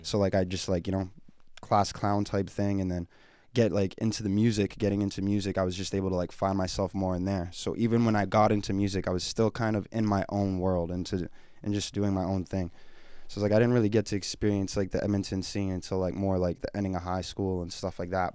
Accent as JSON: {"language": "English", "town": "Edmonton", "region": "Alberta", "country": "Canada", "tie": "born or raised there", "said": "I'm born and raised here, Edmonton, Alberta"}